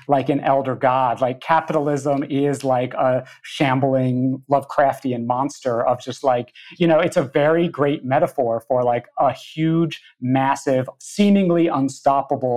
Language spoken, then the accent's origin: English; Hudson, New York, United States; moved away; what was happening in my hometown